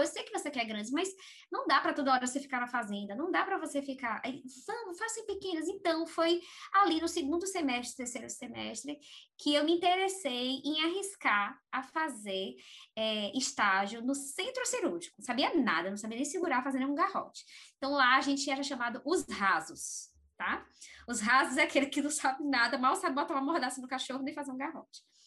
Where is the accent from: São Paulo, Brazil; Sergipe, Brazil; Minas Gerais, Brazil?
Sergipe, Brazil; Aracaju; also born or lived in Bahia; No estado de Sergipe, na cidade chamada Aracaju tá? E é, eu cresci lá, apesar de ser baiana